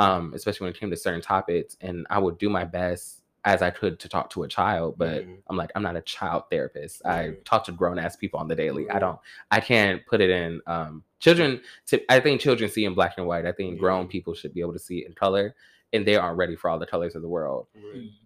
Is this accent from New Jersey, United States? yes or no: no; Warner Robins, Georgia, United States; moved away; growing up in Warner Robins, Georgia, bitch, you a Baptist second you come out the womb.